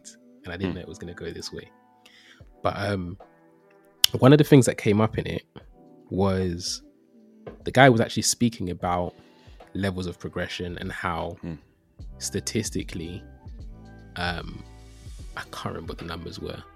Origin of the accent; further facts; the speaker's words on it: London, United Kingdom; I grew up in East London